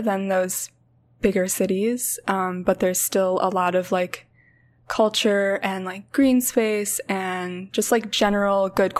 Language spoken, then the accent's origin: English; Minneapolis, Minnesota, United States; also born or lived in St. Paul, Minnesota; I grew up in Minneapolis